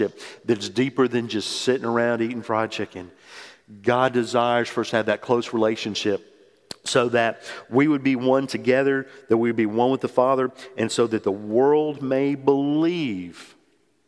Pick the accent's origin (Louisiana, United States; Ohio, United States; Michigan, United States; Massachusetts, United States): Louisiana, United States; New Orleans; moved away as an adult; also born or lived in Mississippi; I grew up in New Orleans and I went to school at Mississippi State